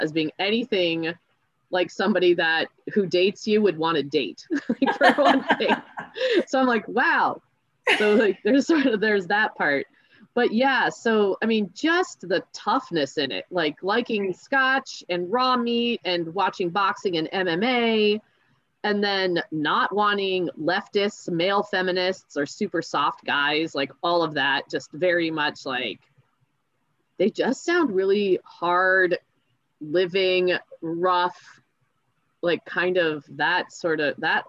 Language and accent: English; United States; I grew up in the States